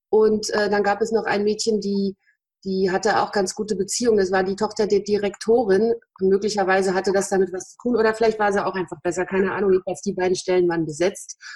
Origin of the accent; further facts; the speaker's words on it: Berlin, Germany; Wir kommen ja alle aus Friedrichshagen, also ein Ortsteil von Berlin.